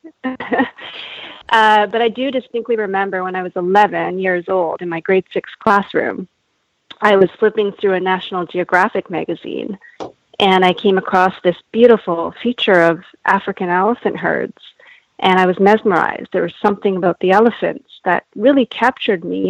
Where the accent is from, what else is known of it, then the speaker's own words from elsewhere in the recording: Canada; now in California, United States; born and raised in Canada, but my parents are Japanese and they're from Japan. And I'm currently residing in California